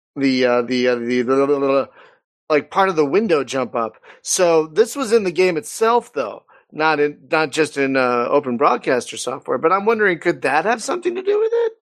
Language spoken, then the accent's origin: English; Philadelphia, Pennsylvania, United States; accent: East Coast; now in California, United States; I live in California, but I'm from Philadelphia.